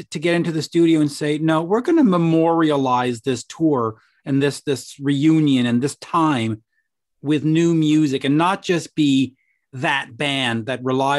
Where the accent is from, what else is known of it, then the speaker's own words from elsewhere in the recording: Canada; I'm in my 50s, so I grew up watching you on Much Music up here, not much, you know, we didn't have MTV.